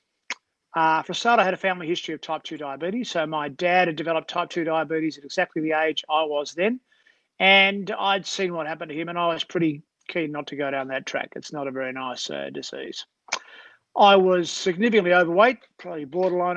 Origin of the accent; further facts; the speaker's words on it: Australia; a South African and Australian